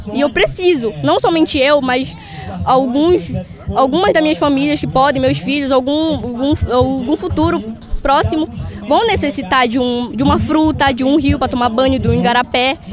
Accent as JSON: {"language": "Portuguese", "town": "Curuai", "region": "Pará", "country": "Brazil", "said": "Eu sou do Curuai, região do Lago Grande"}